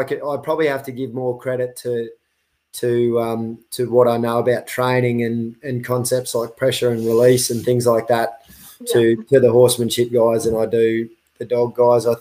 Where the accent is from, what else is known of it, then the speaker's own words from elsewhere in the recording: Queensland, Australia; also born or lived in the Kimberley; I am from Jalaka up in Queensland